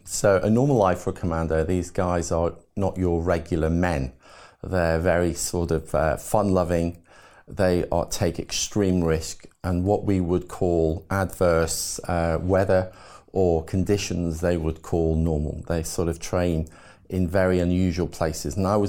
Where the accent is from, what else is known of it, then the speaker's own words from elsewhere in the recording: Liverpool, North West England, United Kingdom; born there; So I was born in Liverpool. My dad worked in the Cavern Club at the time as a road manager for the ….